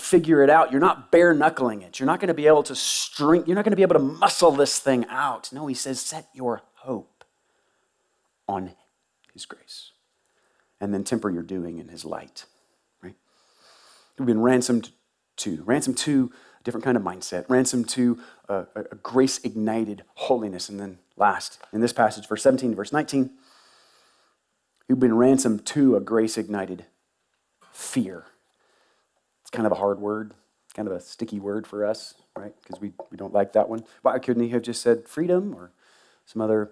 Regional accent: Tuscaloosa, Alabama, United States; moved away; I grew up in Tuscaloosa.

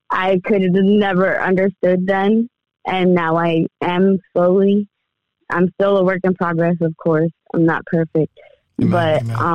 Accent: Allentown, Pennsylvania, United States; also born or lived in Uniontown; I was born in Allentown, uh, raised in Allentown, and moved around a lot. I lived in Uniontown over between Pittsburgh and Maryland for a little bit.

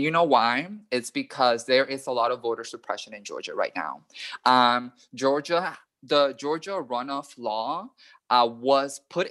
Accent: Panama; now in United States; When I was growing up in Panama, I was still very much surrounded by that hyper-masculinity, that hyper-heterosexuality.

